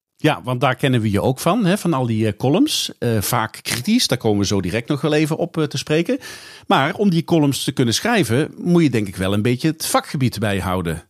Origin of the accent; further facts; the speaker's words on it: the south of the Netherlands, Netherlands; ik uit het zuiden van het land kom